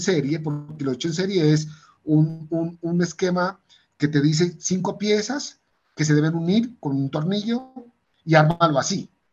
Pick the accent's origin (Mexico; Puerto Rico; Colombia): Colombia; Pasto, Nariño; also born or lived in Bogotá; nací en Bogotá, pero al año ya empecé a vivir en Pasto, al año de nacido ya mi familia se se devolvió a Pasto